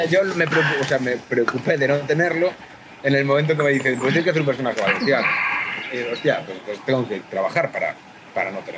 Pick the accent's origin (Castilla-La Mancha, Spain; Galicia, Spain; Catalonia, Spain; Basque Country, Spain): Galicia, Spain; accent: Galician; Yo empecé yo trabajo más porque tengo acento gallego